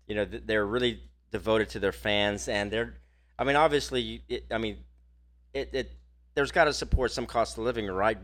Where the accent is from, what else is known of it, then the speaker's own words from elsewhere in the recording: Texas, United States; we're from Texas